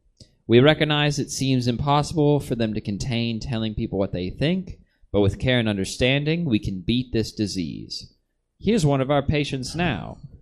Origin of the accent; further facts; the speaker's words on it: Kentucky, United States; Listen, I'm from the South.